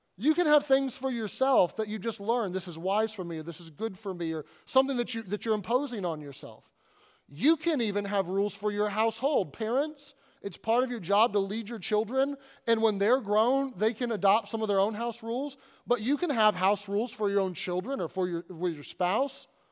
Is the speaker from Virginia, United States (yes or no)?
no; Kentucky, United States; moved away as an adult; also born or lived in Arkansas / Southern California / Northern California; now in Pennsylvania, United States; I grew up in Kentucky